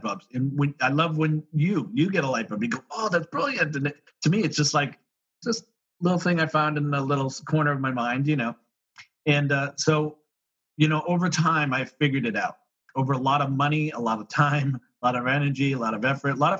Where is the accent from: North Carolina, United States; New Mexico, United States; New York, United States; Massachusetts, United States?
Massachusetts, United States; Boston; I'm from Boston, so we had snow, so I shoveled driveways